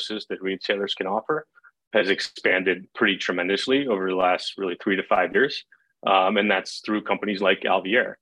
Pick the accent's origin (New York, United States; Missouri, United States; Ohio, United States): Ohio, United States; Cleveland; I'm from Cleveland, Ohio.